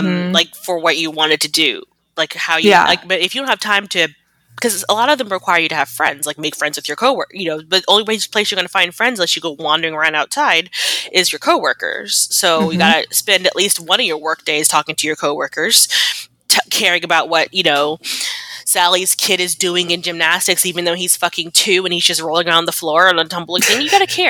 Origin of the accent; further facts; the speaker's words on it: United States; I'm American